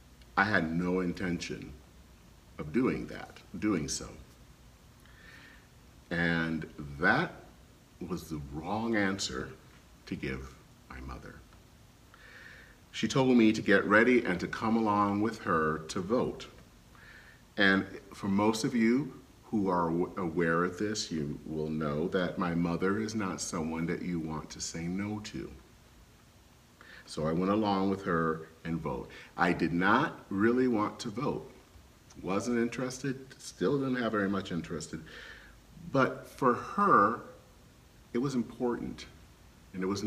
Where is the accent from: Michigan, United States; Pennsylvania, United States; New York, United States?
Michigan, United States; Flint; moved away; Flint, Michigan, where I grew up